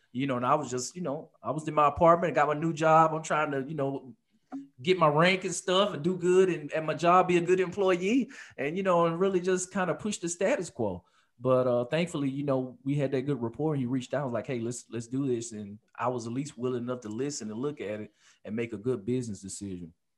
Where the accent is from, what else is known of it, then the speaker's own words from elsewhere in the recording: Alabama, United States; also born or lived in Detroit, Michigan; born in Detroit, Michigan, stayed there for about eight years, then moved to Alabama, back where my dad was from.